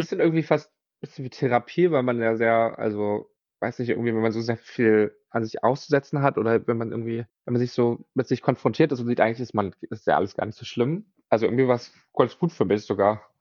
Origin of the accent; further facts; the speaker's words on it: Mainz, Rhineland-Palatinate, Germany; moved away as an adult; now in Berlin, Germany; wo ich herkomme aus Mainz